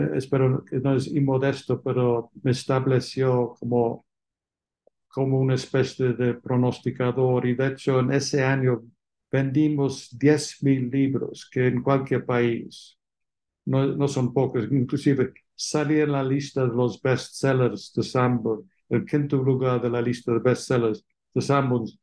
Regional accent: England, United Kingdom; Spanish is a second language; moved away as an adult; also born or lived in Oxford, England / London, England; now in Mexico; como se entiende por mi acento, nací fuera de México, en Inglaterra

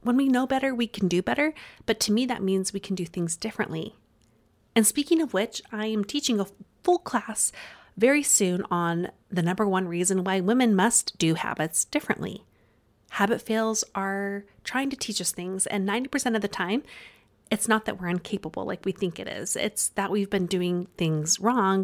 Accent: Utah, United States; accent: Utah; my Utah accent

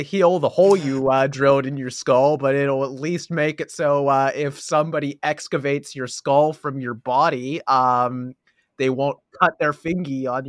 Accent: Pennsylvania, United States; We're from Pennsylvania. We practically have the Jersey accent already.

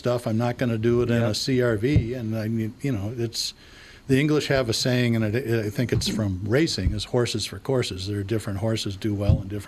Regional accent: United States; I'm an American.

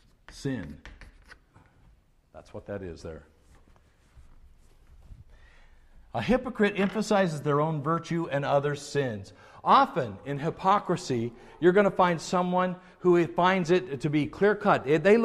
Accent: the South, United States; We were raised that way in the South. We were raised to have these attitudes.

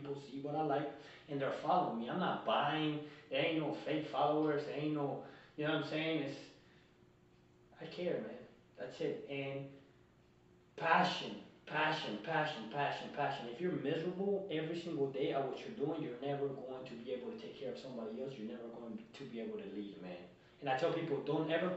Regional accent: Colombia; now in United States; I'm a kid from Colombia that came from nothing

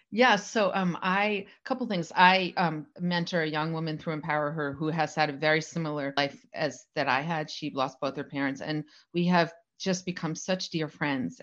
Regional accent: New Jersey, United States; I grew up in New Jersey

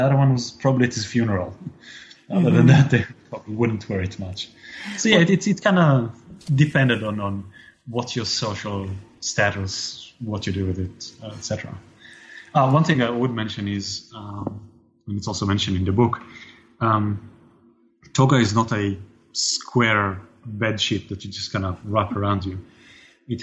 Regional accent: Israel; growing up in Israel

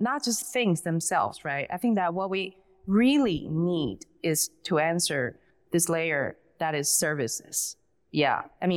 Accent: Taiwan; moved away as an adult; now in United States; I grew up in Taiwan and I came here, I came to the States when I was 22

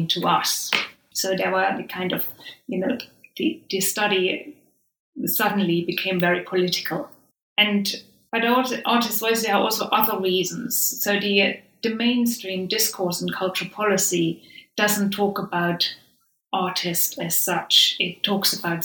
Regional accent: Saxony, Germany; moved away; I'm from Saxony myself. So, you know, and I have spent formative years in the region, and I experienced unification there.

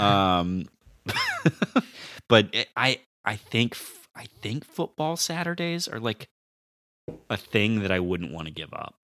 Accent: Sacramento, California, United States; moved away as an adult; also born or lived in Santa Rosa, California; now in Michigan, United States; I am originally from Sacramento, California

